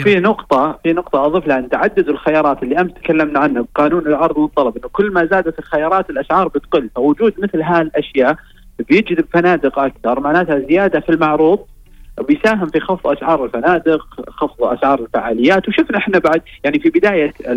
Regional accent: Saudi Arabia; عندنا في السعوديه

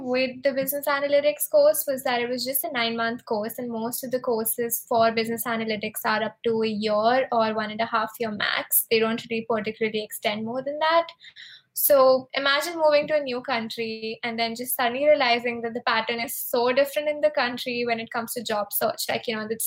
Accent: India; moved away as an adult; also born or lived in Arizona, United States; now in San Francisco, United States; I am actually from India, and I moved to the US 2 years ago

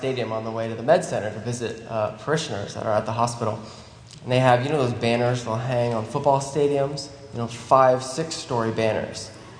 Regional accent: Vero Beach, Florida, United States; moved away as an adult; also born or lived in Lexington, Virginia / Pittsburgh, Pennsylvania; now in Houston, United States; I grew up in Vero Beach, Florida.

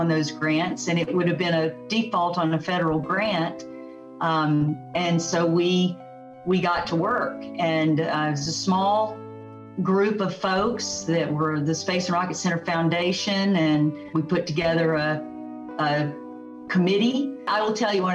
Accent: Aberdeen, Mississippi, United States; also born or lived in Fort Walton Beach, Florida; now in Huntsville, United States; I'm from Aberdeen

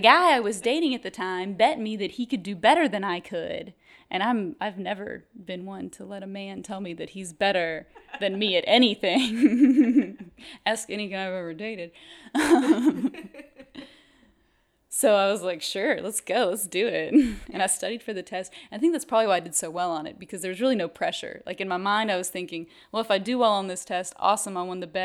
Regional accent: Shreveport, Louisiana, United States; I grew up in Shreveport

